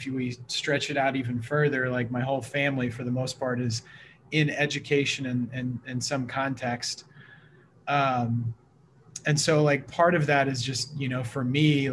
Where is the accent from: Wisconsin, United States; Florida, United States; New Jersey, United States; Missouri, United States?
Missouri, United States; also born or lived in Portland, Oregon; now in Vancouver, Washington, United States; So originally from the Midwest, I grew up in Missouri.